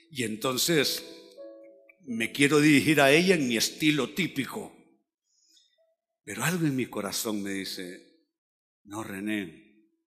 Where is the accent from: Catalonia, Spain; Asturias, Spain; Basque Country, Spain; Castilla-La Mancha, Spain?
Catalonia, Spain; now in Honduras; yo tengo un problema, soy demasiado catalán, debiera ser más hondureño, porque los hondureños son más afables, más llevaderos.